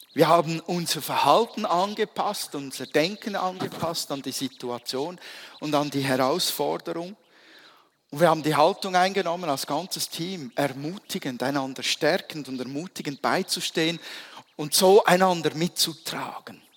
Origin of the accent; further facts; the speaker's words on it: Switzerland; als Schweizer bist du es gewohnt